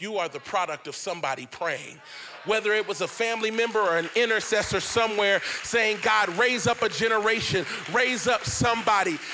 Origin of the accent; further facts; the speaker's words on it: Cincinnati, Ohio, United States; I grew up in Cincinnati, Ohio.